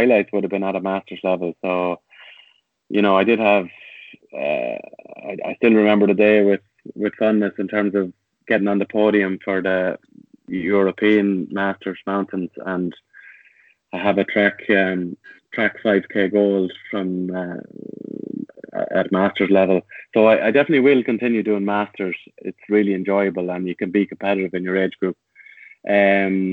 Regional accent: Tullamore, County Offaly, Ireland; born or raised there; moved away; also born or lived in Rathfarnham

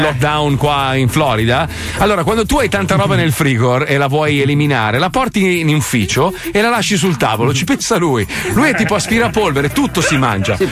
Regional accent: Italy

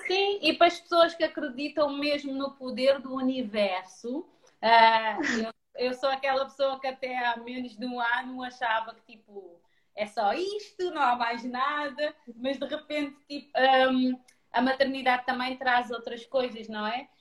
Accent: Cape Verde; moved away as an adult; also born or lived in Lisbon, Portugal; now in Portugal; eu venho de Cabo Verde, sou mesmo cabo-verdiana de sangue, uh, só vim para Lisboa com 18 anos

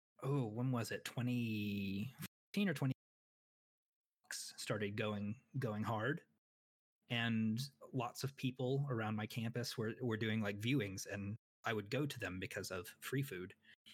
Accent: Midwest, United States; now in Atlanta, United States; I'm from the Midwest.

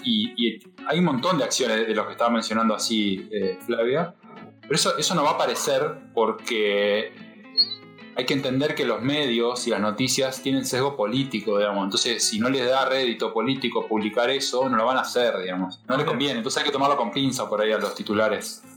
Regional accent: Argentina; nosotros digo como Argentina

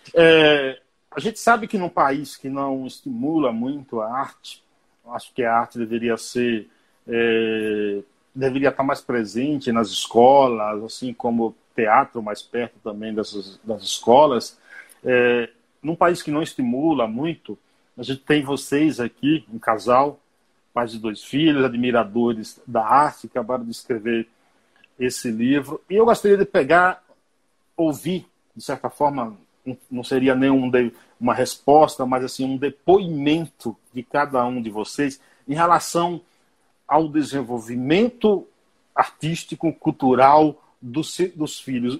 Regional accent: Bahia, Brazil; sou baiano

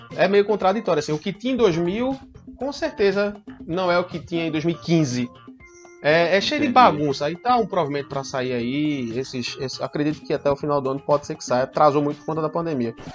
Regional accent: interior of Pernambuco, Brazil; Eu sou do interior do Pernambuco

